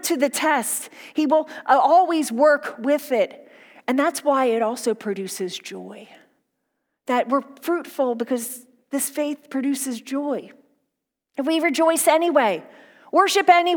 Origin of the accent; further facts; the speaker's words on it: outside of Philadelphia, Pennsylvania, United States; I grew up outside of Philadelphia